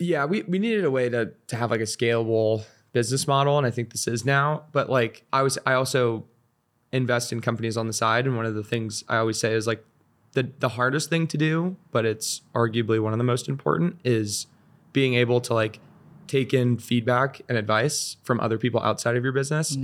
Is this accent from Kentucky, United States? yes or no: no; Seal Beach, California, United States; moved away as an adult; also born or lived in Northeast US / San Francisco; I I grew up in Orange County, so I was in Seal Beach, super close